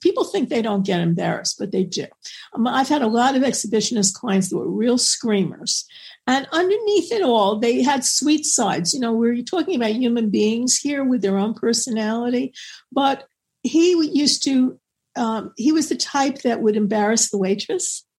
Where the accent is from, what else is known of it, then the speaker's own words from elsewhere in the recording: New York, United States; I'm from New York